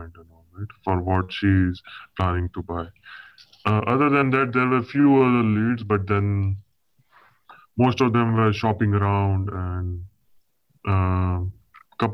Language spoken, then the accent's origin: English; India; moved away; I'm basically from India, right? So most of my clients are from India